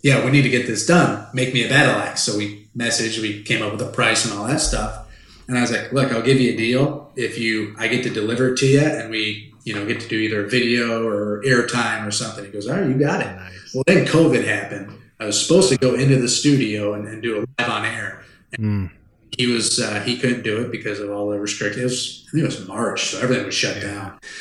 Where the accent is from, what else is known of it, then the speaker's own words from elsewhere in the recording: Indianapolis, Indiana, United States; moved away; I'm from Indianapolis, Indiana, and that's where all my family is